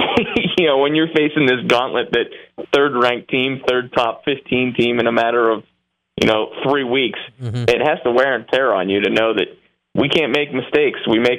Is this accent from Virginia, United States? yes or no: no; Toledo, Ohio, United States; my hometown, where I was born, Toledo